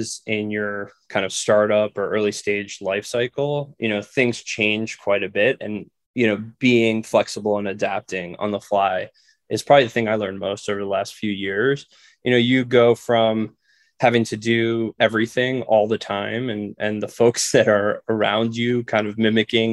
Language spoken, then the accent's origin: English; New York, United States; moved away as an adult; now in Chicago, United States; I'm originally from New York